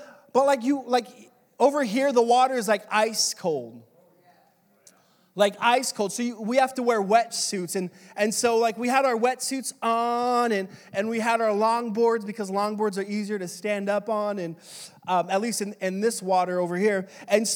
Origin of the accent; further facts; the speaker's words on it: California, United States; moved away as an adult; also born or lived in Dallas, Texas; I told them California